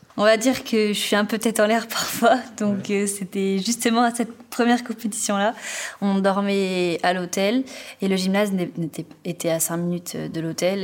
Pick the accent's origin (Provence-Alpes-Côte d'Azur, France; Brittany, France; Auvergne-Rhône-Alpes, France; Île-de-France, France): Brittany, France; Finistère; now in Talence, France; je viens du Finistère